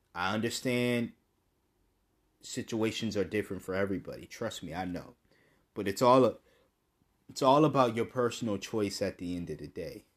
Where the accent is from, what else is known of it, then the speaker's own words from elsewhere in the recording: United States; me speaking as an American